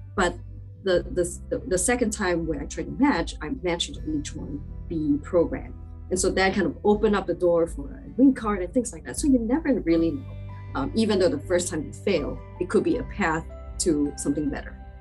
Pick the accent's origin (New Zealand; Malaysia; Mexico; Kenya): Malaysia; moved away as an adult; also born or lived in Dublin, Ireland; now in United States; I'm originally from Malaysia